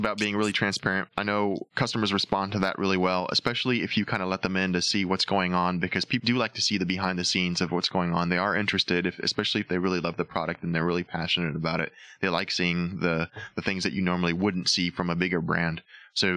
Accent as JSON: {"language": "English", "region": "Texas", "country": "United States", "said": "I'm from Texas and a lot of people down here will talk about the weather"}